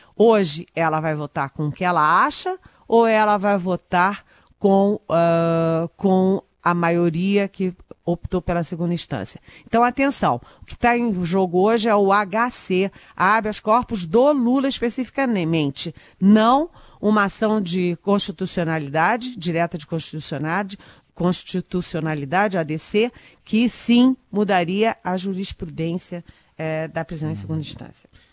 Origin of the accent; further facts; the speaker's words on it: Rio de Janeiro, Brazil; Eu, eu sou carioca, falo sinal